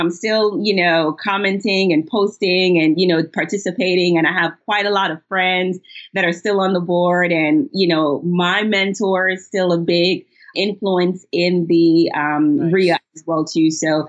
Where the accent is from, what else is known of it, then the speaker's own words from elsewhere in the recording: Ohio, United States; I'm from Ohio area.